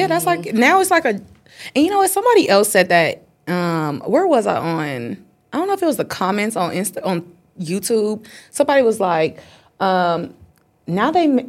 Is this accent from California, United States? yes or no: yes; Inglewood, California, United States; I'm 26. I'm from Inglewood, from like actual Inglewood.